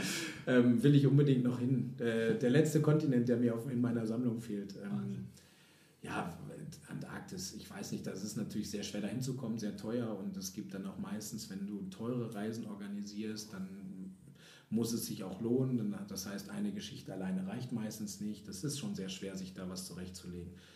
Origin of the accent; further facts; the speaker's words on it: East Frisia, Lower Saxony, Germany; Ostfriesland. Ha, Heimat! Juhu! Keine Berge, alles flach. Wunderschön, äh, nette Menschen, meine Eltern. Ich liebe meine Heimat.